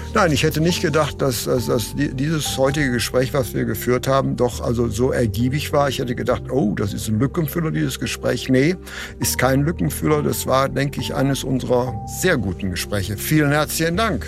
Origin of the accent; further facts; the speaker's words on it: Essen, North Rhine-Westphalia, Germany; Ich bin ja in Essen geboren